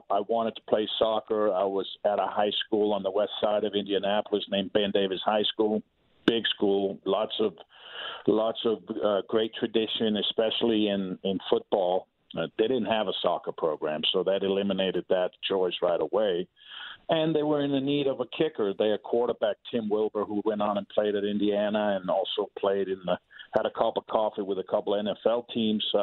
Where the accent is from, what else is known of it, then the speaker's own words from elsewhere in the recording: Denmark; English is a second language; so being being in a small country the size of Maryland, with about five and a half million people